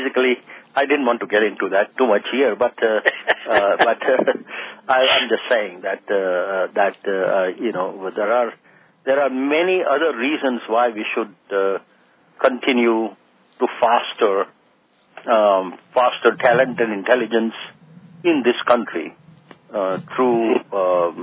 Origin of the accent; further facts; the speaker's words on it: India; now in United States; living and growing up in India